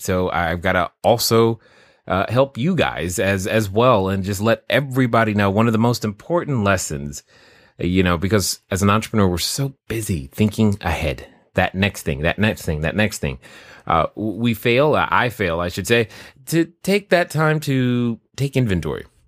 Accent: Germany; growing up in Germany, it was cold

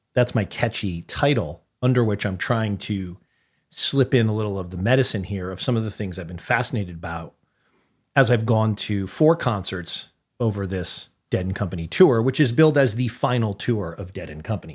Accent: New Haven, Connecticut, United States; the social life in New Haven, Connecticut, which encompassed I don't know how many high schools, like, the scene that I grew up

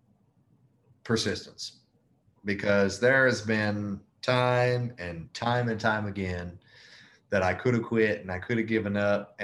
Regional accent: Memphis, Tennessee, United States; moved away as an adult; now in Mobile, United States; I'm from Memphis, Tennessee, but I moved to Mobile, Alabama, which is where our portfolio is, roughly about 4 years ago

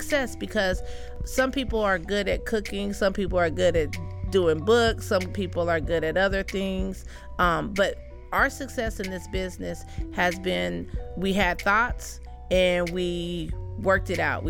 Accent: Colorado, United States; also born or lived in Virginia; now in Fleming Island, United States; I'm from Colorado

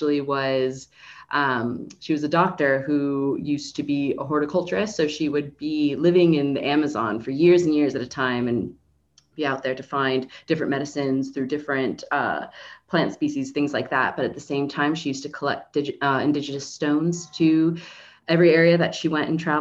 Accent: Miami, Florida, United States; moved away; I'm from Miami, Florida originally

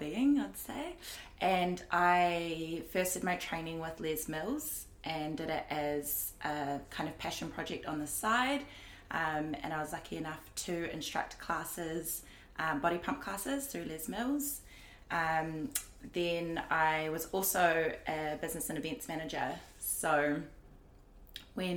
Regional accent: Auckland, New Zealand; I was born and raised in Auckland, but I whakapapa back to Tainui Waka in Waikato.

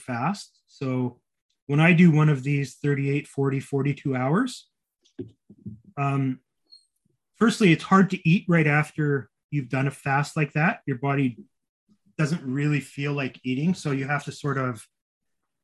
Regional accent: Winnipeg, Manitoba, Canada; moved away; flying back to my hometown of Winnipeg, which is only a 2.5 hour flight

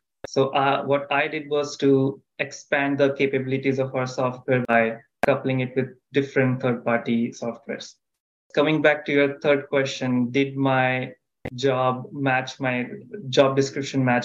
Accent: India; moved away as an adult; now in United States; I am originally from India

